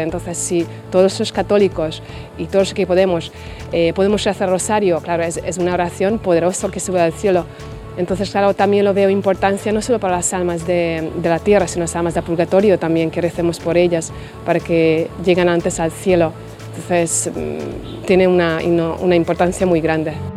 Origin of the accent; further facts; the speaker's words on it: Hungary; Spanish is a second language; moved away as an adult; now in Spain; soy de Hungría y llevo aquí 20 años ya en España.